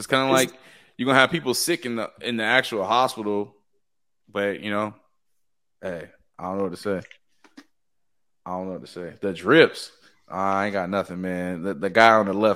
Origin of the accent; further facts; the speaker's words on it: United States; I'm from Latonia